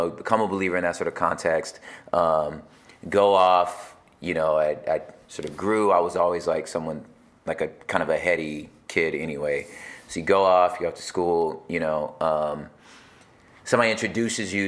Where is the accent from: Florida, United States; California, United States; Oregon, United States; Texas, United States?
California, United States; Los Angeles; I was born in Los Angeles